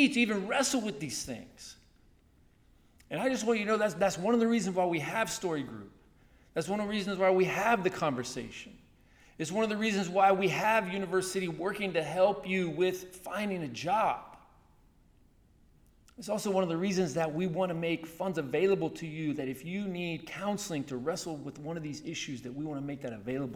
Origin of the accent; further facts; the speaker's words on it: Chattanooga, Tennessee, United States; moved away; A church I grew up in Chattanooga, Tennessee, they taught me, they took me out, showed me when I was younger, high school and college